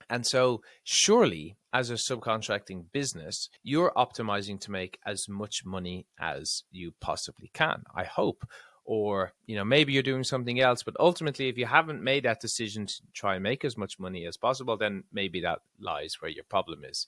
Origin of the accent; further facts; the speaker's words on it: Ireland; I'm from Ireland